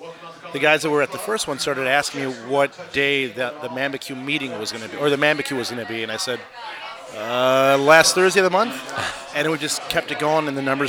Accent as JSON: {"language": "English", "town": "Chicago", "region": "Illinois", "country": "United States", "said": "Northwest side in Norwood Park."}